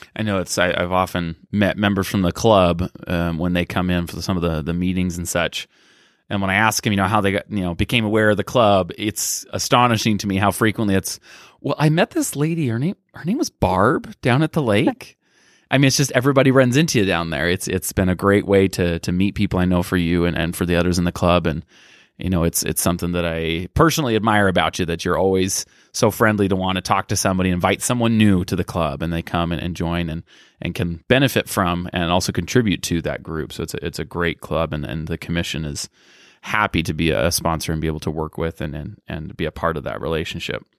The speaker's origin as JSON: {"language": "English", "region": "Utah", "country": "United States", "tie": "born or raised there", "said": "I grew up in Utah County"}